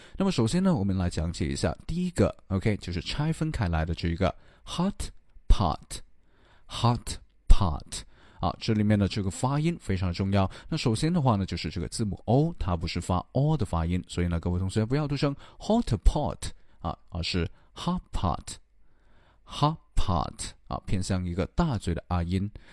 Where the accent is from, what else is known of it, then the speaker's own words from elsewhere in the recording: China; 我们中国人